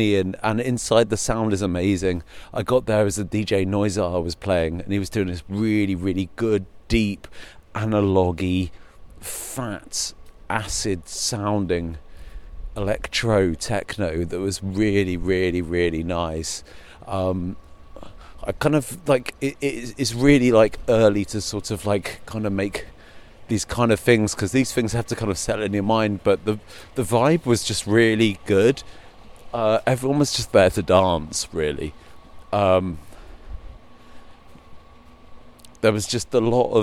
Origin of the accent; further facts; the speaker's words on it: United Kingdom; also born or lived in Berlin / London; being British